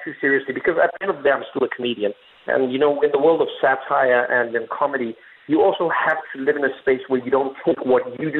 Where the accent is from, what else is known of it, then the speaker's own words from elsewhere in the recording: South Africa; moved away as an adult; now in North America; I was born in South Africa to a black mother and a white father during apartheid